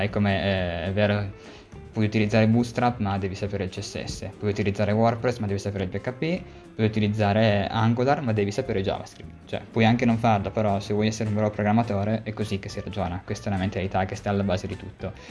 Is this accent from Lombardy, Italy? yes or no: no; Cuneo, Piedmont, Italy; l'azienda che tra l'altro è cuneese io sono anche di Cuneo